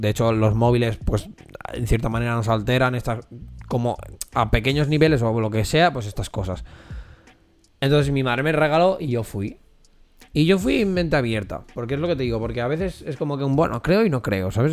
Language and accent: Spanish; Corró, Catalonia, Spain; Somos de Curro